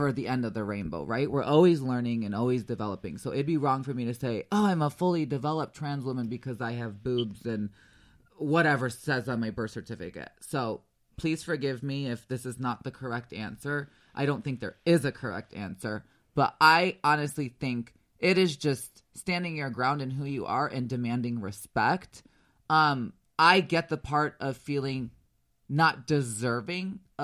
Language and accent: English; Chicago, Illinois, United States; moved away; the culture that I was brought up in Chicago decades ago